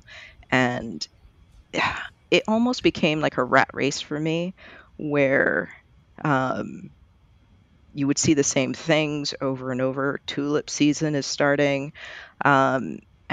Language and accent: English; Barbados; moved away as an adult; also born or lived in Florida / Eugene; now in Portland, United States; I was born in Barbados